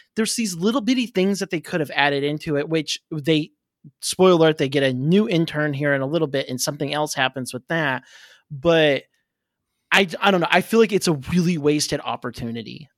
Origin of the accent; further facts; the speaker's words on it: Oklahoma, United States; moved away; I'm originally from Oklahoma.